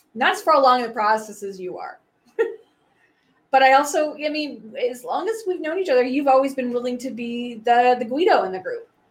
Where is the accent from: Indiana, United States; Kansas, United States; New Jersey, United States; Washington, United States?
Washington, United States; Wenatchee; I grew up in Wenatchee